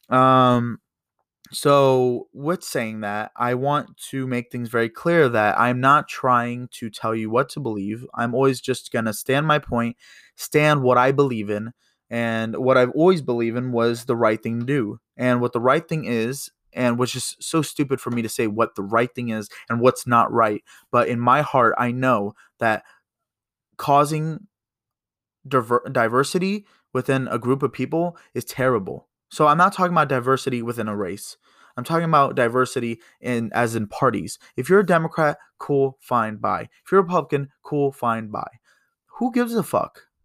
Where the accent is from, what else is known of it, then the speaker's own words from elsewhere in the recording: United States; as an American